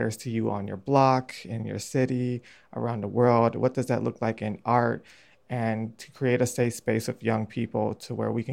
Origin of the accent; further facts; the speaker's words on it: Chicago, Illinois, United States; growing up on the North Northwest side and growing up, you know, in the 90s and early 2000s, I had a pretty good childhood